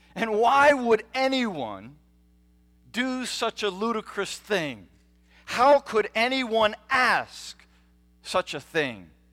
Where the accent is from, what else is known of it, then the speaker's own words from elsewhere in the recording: United States; as American children, we are taught